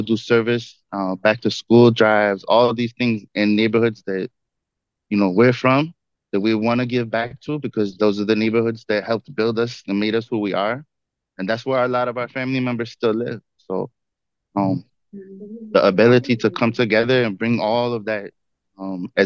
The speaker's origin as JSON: {"language": "English", "town": "Chicago", "region": "Illinois", "country": "United States", "tie": "born or raised there", "said": "I grew up in Rogers Park, which is very diverse"}